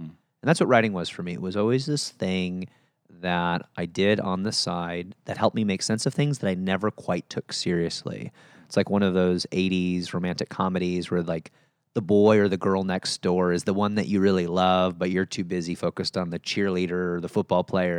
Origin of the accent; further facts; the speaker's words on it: Chicago, Illinois, United States; moved away; grew up just outside of Chicago in the suburbs